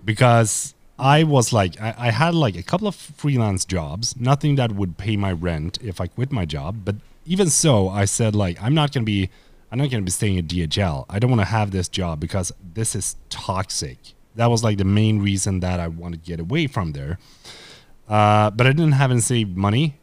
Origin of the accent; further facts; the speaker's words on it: Sweden; I am a dude from Sweden.